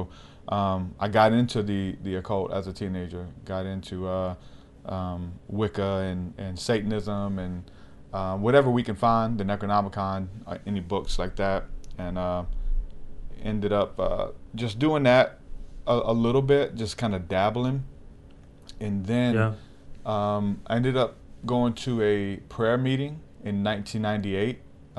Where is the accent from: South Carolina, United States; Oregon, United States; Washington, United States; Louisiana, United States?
Louisiana, United States; Houma; born there; But I was born in Houma, Louisiana, and there's a lot of witchcraft there.